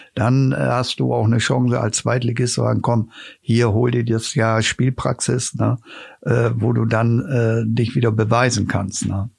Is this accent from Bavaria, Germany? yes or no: no; Osnabrück, Lower Saxony, Germany; ich bin dort aufgewachsen am Stadion und kenne die Mentalität der, der Zuschauer auch